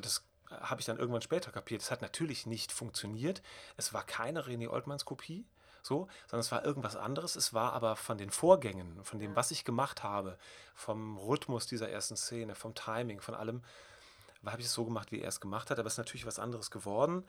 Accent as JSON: {"language": "German", "town": "Bonn", "region": "North Rhine-Westphalia", "country": "Germany", "tie": "born or raised there", "said": "Ich komme aus der Gegend, ich bin damit aufgewachsen"}